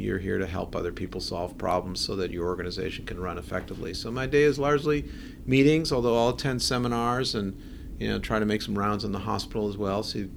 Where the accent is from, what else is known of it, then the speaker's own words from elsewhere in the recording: Buffalo, New York, United States; moved away as an adult; also born or lived in California; now in Columbus, United States; I grew up in Buffalo, New York